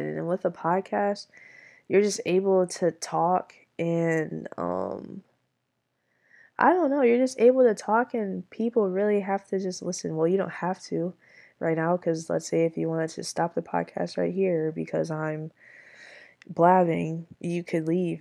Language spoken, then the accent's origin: English; Michigan, United States; I am from Michigan